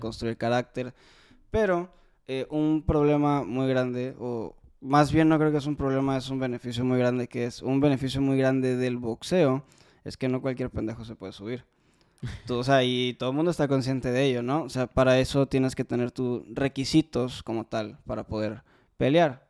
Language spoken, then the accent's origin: Spanish; Mexico; como los mexicanos somos